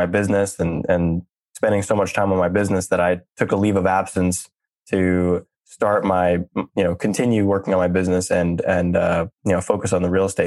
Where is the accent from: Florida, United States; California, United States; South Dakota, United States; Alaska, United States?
California, United States; Silicon Valley; I grew up in Silicon Valley